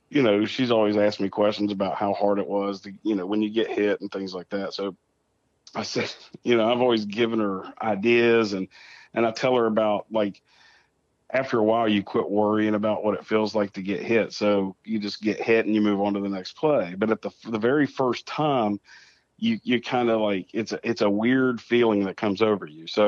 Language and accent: English; Clendenin, West Virginia, United States; I'm from Clendenin, and uh, the Mothman's first sighting was from Clendenin